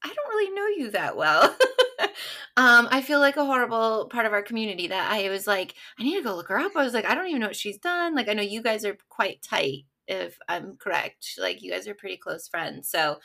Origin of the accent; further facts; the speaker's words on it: Denver, Colorado, United States; moved away as an adult; also born or lived in Nashville, Tennessee; I grew up in Denver, Colorado, actually. So I grew up there, and then I moved to Nashville to go to college.